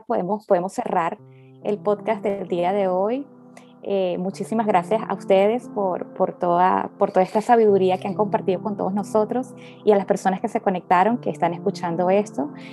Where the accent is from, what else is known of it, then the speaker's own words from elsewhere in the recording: Venezuela; moved away; yo también como venezolana